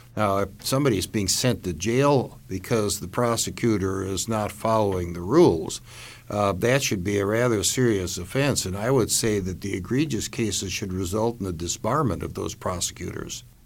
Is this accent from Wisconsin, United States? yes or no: yes; Milwaukee, Wisconsin, United States; my hometown in Milwaukee